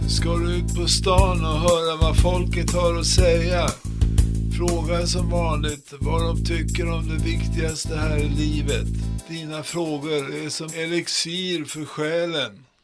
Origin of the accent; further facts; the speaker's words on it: Malmö, Skåne, Sweden; Jag är ju sån som gillar svensk musik så att, eh, och Malmöbo.